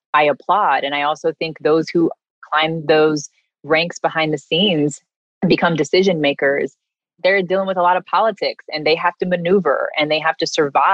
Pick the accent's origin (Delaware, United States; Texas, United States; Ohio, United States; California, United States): California, United States; moved away as an adult; also born or lived in New York; I'm from California originally. My family is here